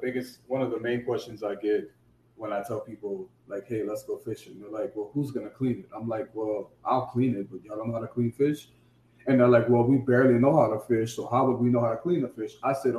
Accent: Louisiana, United States; moved away as an adult; now in Houston, United States; I'm originally from Louisiana. I've been living in Houston for about 10 years.

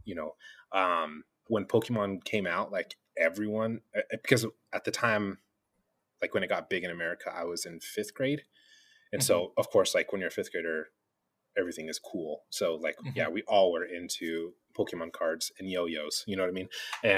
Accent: New Mexico, United States; In New Mexico.

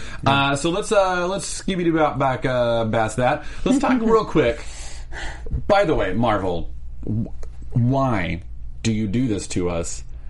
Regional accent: North Richland Hills, Texas, United States; I'm from North Richland Hills, Texas.

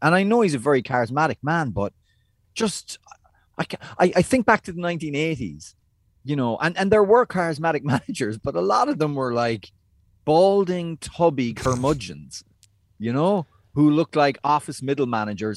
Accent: United States

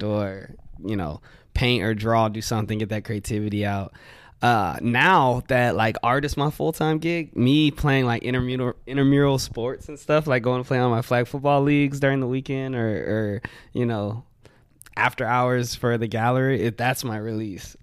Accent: Wimberley, Texas, United States; also born or lived in Austin; I grew up in Wimberley.

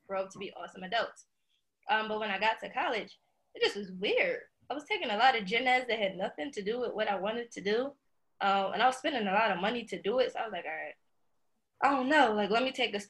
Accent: Philadelphia, Pennsylvania, United States; also born or lived in Lock Haven; I'm originally from South Philadelphia. Born and raised. So I lived there my whole entire life until about 17 years old when I went off to college

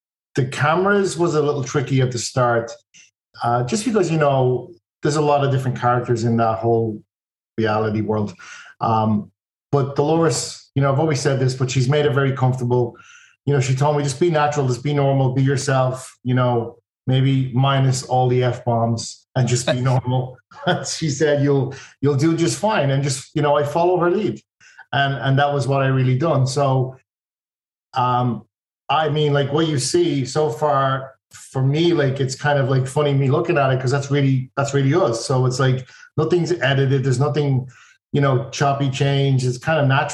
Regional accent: Ireland; moved away as an adult; now in United States; where I grew up, I'm from Ireland.

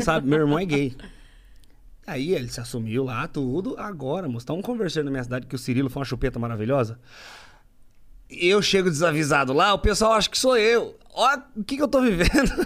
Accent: Agudos, São Paulo, Brazil; now in Sorocaba, Brazil; sou de mais longe, mais pra dentro. Sou de Agudos

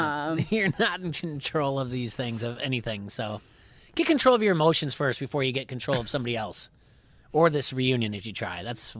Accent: the South, United States; We're from the South. We just, come on.

